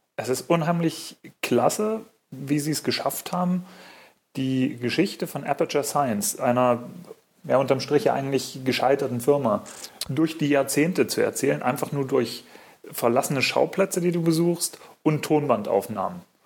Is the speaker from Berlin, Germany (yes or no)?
no; Munich, Bavaria, Germany; ich komme aus München